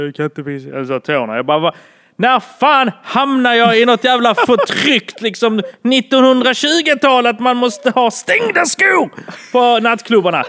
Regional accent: Malmö, Skåne, Sweden; jag är från Malmö men är ursprungligen från Bålda.

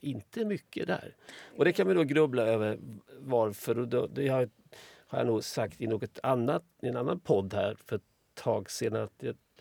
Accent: Småland, Sweden; Jag, kommer från Småland

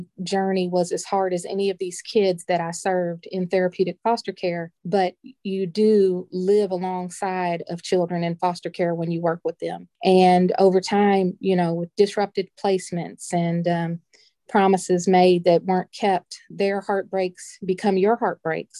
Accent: Louisville, Kentucky, United States; also born or lived in Greensboro, North Carolina; We moved to Louisville when I was 4 years old

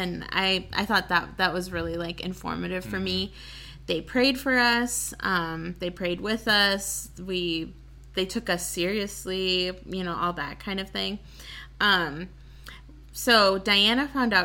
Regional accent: Waukesha, Wisconsin, United States; I grew up in Waukesha

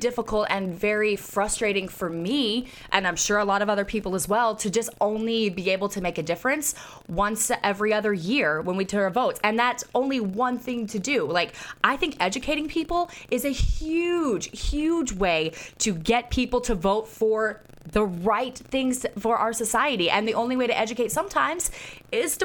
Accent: Jacksonville, Florida, United States; Jacksonville, Florida, my hometown.

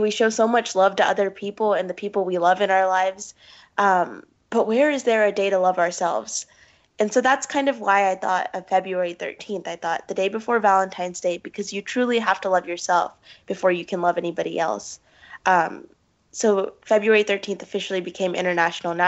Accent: Pakistan; I'm from Pakistan

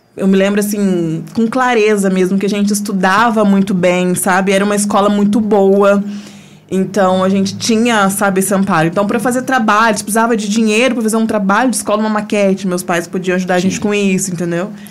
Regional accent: Pouso Alegre, Minas Gerais, Brazil; eu nasci em Pouso Alegre. A gente morava num bairro do centro

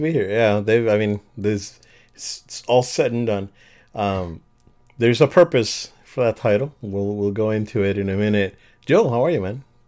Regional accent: Puerto Rico; moved away; I, I born and raised in Puerto Rico

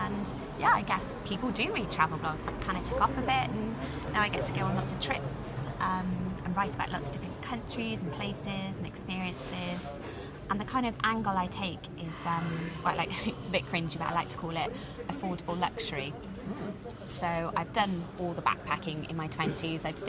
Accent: Cardiff, Wales, United Kingdom; I'm from Cardiff originally, and that's where I'm based now in between travels

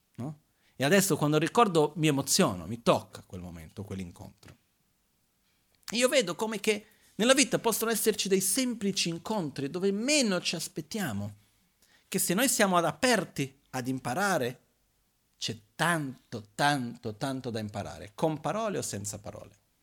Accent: Brazil; moved away; io vengo dal Brasile

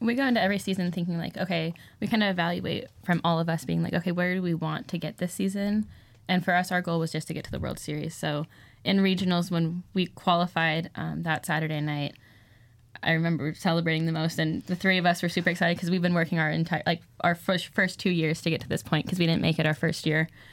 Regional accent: Santa Clarita, California, United States; I'm from Santa Clarita, California.

